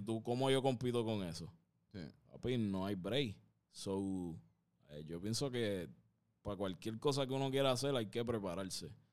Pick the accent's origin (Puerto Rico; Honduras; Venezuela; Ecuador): Puerto Rico; San Juan; yo me crié en un barrio, cabrón. donde Yo vengo de, de Santurce, aquí mismo